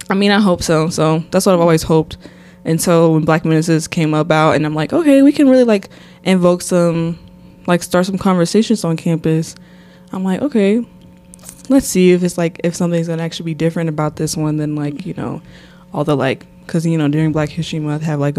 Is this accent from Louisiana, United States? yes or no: no; Nashville, Tennessee, United States; also born or lived in Columbus, Mississippi; But I'm from Nashville, Tennessee. Um, let's see. I wasn't born there, but I was basically raised there. So I always am from Nashville. I was actually born in a small town called Columbus, Mississippi.